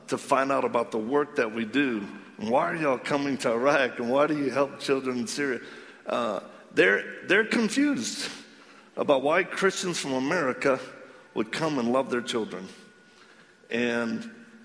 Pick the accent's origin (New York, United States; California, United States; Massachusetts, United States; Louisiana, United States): Louisiana, United States; Cajun; accent: Cajun; because I am Cajun